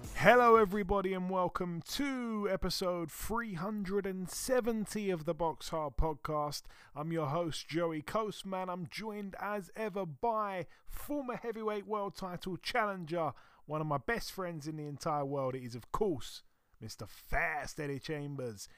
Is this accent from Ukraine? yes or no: no; Croydon, London, United Kingdom; my hometown, um, Croydon